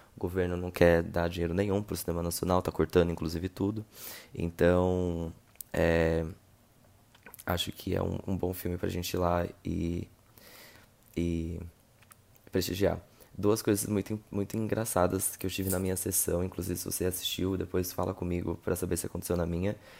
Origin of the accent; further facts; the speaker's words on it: Rio de Janeiro, Brazil; eu sou do Rio